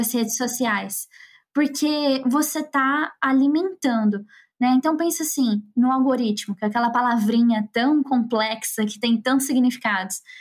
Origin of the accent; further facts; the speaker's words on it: Campo Grande, Mato Grosso do Sul, Brazil; eu sou lá de Campo Grande